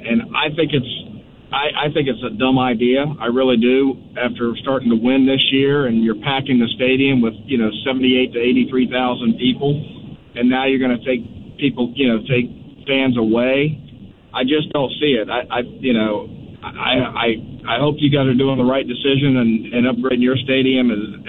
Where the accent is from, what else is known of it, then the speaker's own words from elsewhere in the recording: Tallahassee, Florida, United States; I hope you don't hang up on me, but I'm from Tallahassee